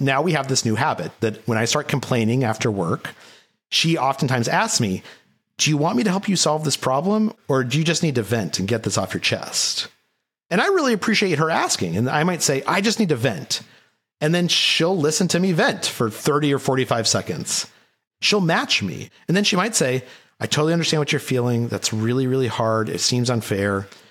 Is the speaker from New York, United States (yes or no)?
no; Albuquerque, New Mexico, United States; Albuquerque, New Mexico. I went to Valley High School